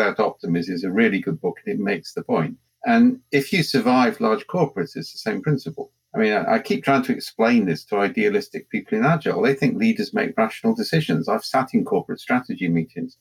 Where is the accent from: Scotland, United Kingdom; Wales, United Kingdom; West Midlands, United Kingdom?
Wales, United Kingdom; I'm Welsh